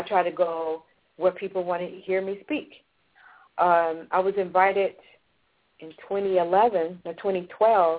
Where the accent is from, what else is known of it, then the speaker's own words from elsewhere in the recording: Los Angeles, California, United States; I grew up in Los Angeles, and I lived in the inner city, but I was bused to the valley.